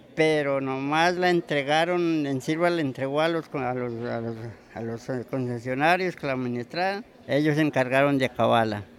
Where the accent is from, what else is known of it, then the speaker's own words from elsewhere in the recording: Nariño, Colombia; now in Cali, Colombia; Yo soy de Nariño, a Nariño.